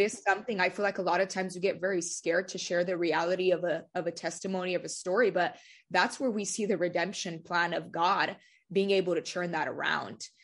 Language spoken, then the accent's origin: English; Delano, California, United States; also born or lived in Bakersfield, California; I was born in Bakersfield, but I currently reside in the town of Delano. I've lived there pretty much my whole life